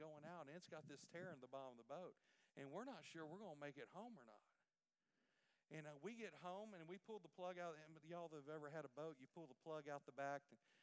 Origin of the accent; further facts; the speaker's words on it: Port Arthur, Texas, United States; I'm from Port Arthur, the capital of Louisiana, but it's in Texas